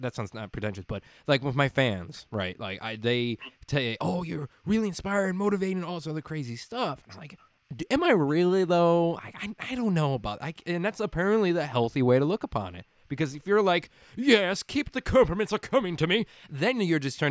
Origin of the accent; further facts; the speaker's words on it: Illinois, United States; now in Arizona, United States; I grew up in Illinois for about 16 years